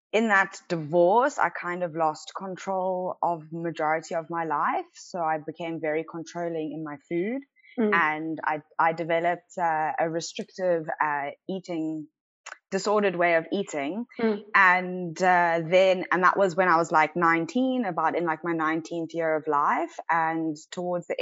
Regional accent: Cape Town, Western Cape, South Africa; born and bred in Cape Town

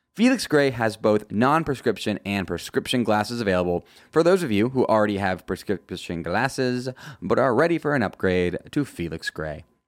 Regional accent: United States; As an American

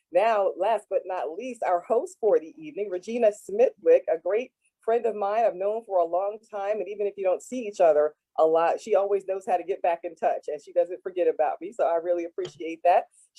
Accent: Manalapan, New Jersey, United States; now in Eastern North Carolina, United States; I am from New Jersey, Manalapan, New Jersey, and now I live in Eastern North Carolina.

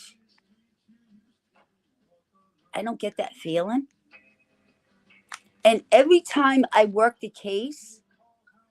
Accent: Massachusetts, United States; I'm from Massachusetts.

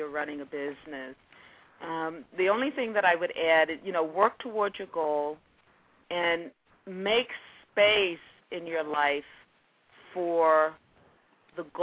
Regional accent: the South, United States; being a Southerner, you know, I cook all those Southern things

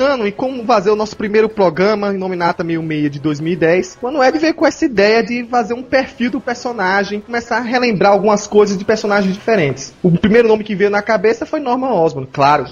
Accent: Pernambuco, Brazil; now in São Paulo, Brazil; Nasci em Pernambuco, mas também vim pra São Paulo.

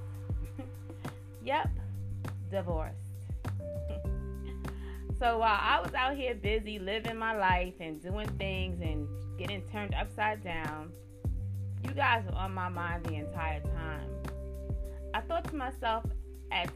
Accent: New York, United States; now in Baltimore County, United States; I'm originally from New York and now reside in Baltimore County, Maryland

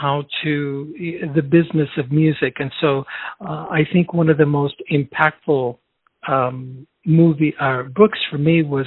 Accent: Chicago, Illinois, United States; born or raised there; also born or lived in Chile

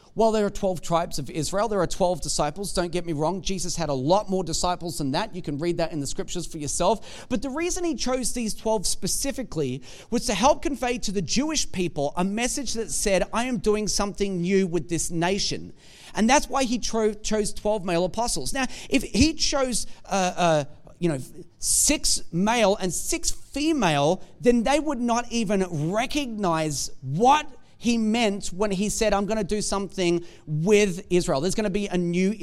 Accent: Australia; we're Australian.

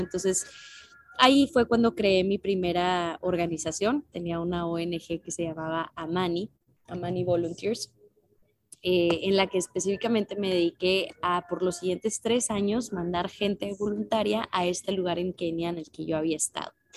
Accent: Nuevo León, Mexico; yo soy de Nuevo León

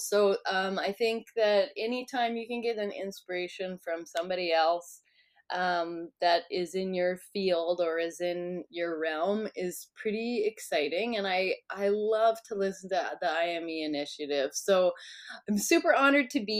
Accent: East Central Alberta, Canada; I grew up in East Central Alberta, and now I'm living in South Central

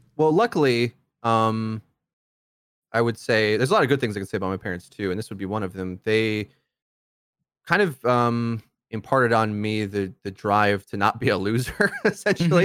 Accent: Milwaukee, Wisconsin, United States; I'm from Milwaukee

